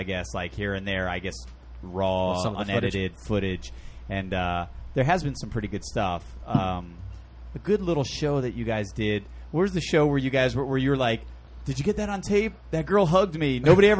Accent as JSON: {"language": "English", "region": "Connecticut", "country": "United States", "moved": "yes", "said": "I'm from Connecticut."}